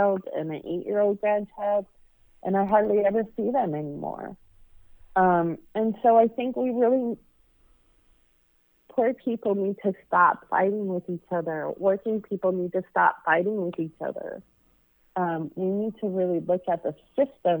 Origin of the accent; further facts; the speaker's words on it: Boise, Idaho, United States; moved away as an adult; also born or lived in California; I grew up in Boise, Idaho